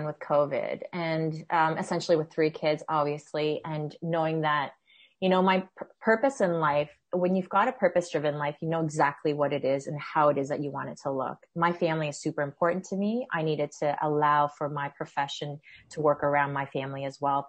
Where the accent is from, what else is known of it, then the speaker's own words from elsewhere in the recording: Peterborough, Ontario, Canada; also born or lived in Toronto; I came from Peterborough. I grew up in Peterborough. I came to Toronto to go to U of T for undergrad.